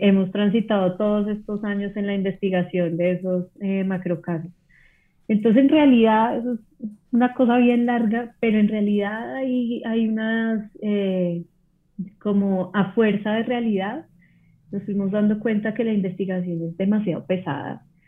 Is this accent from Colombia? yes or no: yes; Colombia; soy colombiana